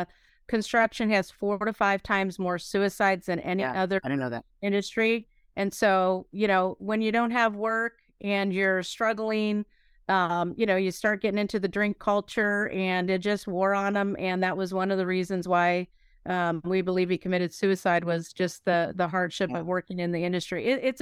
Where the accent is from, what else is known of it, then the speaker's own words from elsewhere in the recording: Pennsylvania, United States; And the rest of my life, I grew up in Pennsylvania, northwestern Pennsylvania.